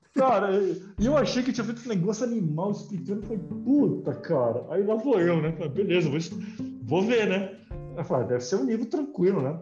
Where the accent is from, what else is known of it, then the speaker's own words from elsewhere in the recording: Brazil; eu nasci aqui, né? Eu sou brasileiro também